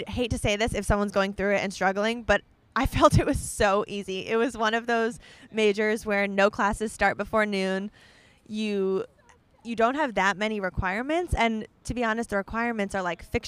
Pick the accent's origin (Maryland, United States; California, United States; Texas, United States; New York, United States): New York, United States; Scarsdale; moved away as an adult; also born or lived in Baltimore; I grew up in Scarsdale in Westchester and lived there in the same house for my whole life all the way up until when I went to Hopkins